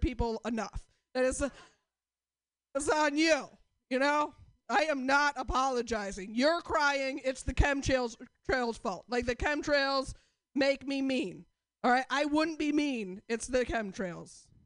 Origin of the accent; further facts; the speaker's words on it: Portland, United States; I'm from Portland